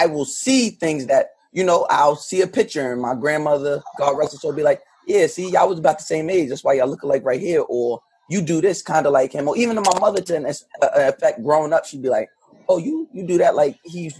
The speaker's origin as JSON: {"language": "English", "country": "United States", "tie": "born or raised there", "said": "being a black boy or child and growing up in America with the experience we have"}